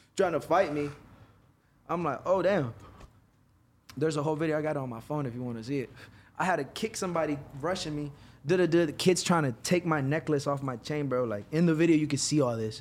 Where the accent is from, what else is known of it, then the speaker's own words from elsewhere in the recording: Virginia, United States; moved away as an adult; now in Los Angeles, United States; originally Virginia. I moved to L A in twenty eighteen.